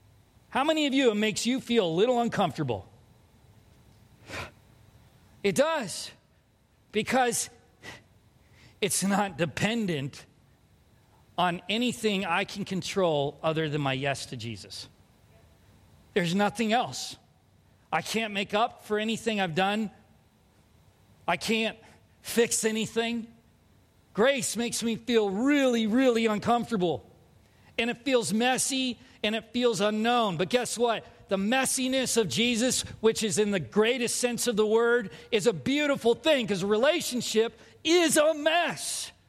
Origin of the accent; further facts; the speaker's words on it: California, United States; now in Minnesota, United States; I'm not a Californian anymore. I might visit, but I'm a Minnesotan now.